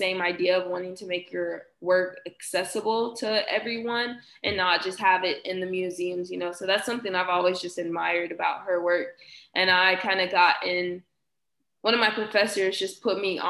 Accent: Houston, Texas, United States; moved away

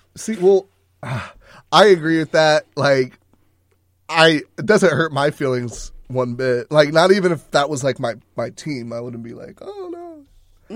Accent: Texas, United States

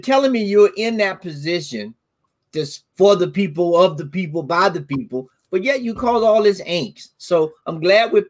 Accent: the South, United States; having grown up in the South

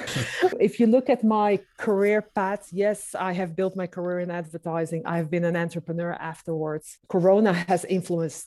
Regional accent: Amsterdam, North Holland, Netherlands; I've been born and raised in Amsterdam

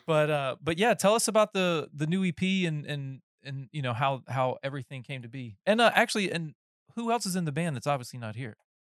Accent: North Carolina, United States; moved away; I'm from North Carolina originally

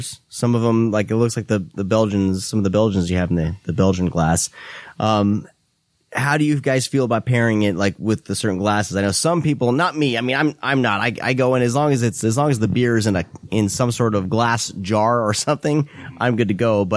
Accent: Iowa, United States; moved away as an adult; also born or lived in Temecula, California; now in Menifee, United States; I'm originally from the Midwest, from Iowa

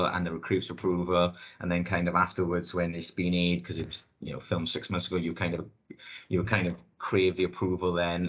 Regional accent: Wales, United Kingdom; accent: thick Welsh; my thick Welsh accent

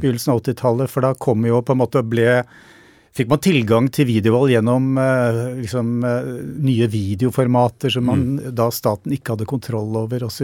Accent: Norway; i nabolaget der jeg vokste opp, rett utenfor Oslo

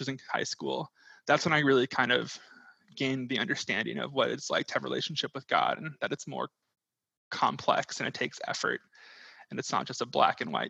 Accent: Peachtree City, Georgia, United States; moved away as an adult; now in Phoenix, United States; I grew up primarily in Georgia, attending Holy Trinity Catholic Church in Peachtree City

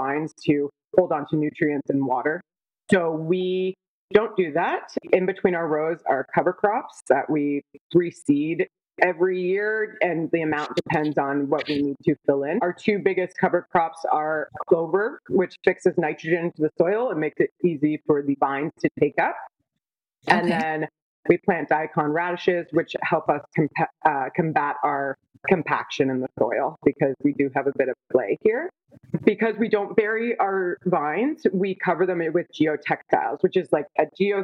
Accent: Niagara, Ontario, Canada; also born or lived in Toronto; I'm from Niagara. I've always been around grape growing and wine

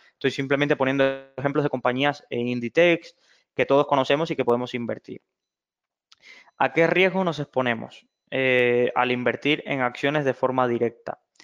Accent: Cuba; moved away; soy originario de Cuba

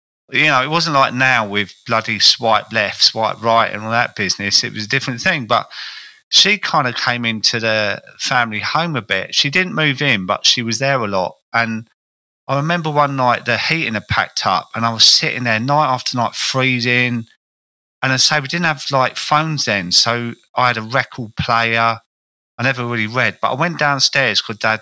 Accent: Croydon, London, United Kingdom; accent: South London; I grew up in a place called Croydon, which is, you can tell by my accent, I was a South London character.

